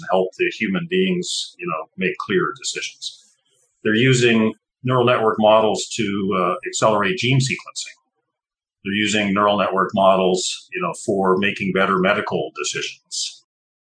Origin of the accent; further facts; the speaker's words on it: Canada; moved away; also born or lived in Texas; I grew up in Canada